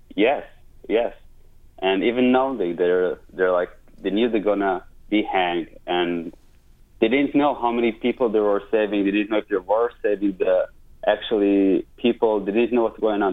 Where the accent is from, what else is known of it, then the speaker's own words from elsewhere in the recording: Israel; moved away as an adult; now in United States; I'm from Israel originally